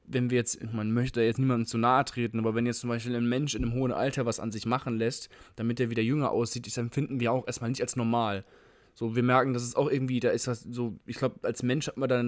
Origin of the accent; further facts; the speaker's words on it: Frankfurt, Hesse, Germany; ich komme aus Frankfurt und teilweise von meinem Opa und von meinem Vater erzählt bekommen, wie, wie toll das war, diese Altstadt, die verwinkelten Gassen und die alten Häuser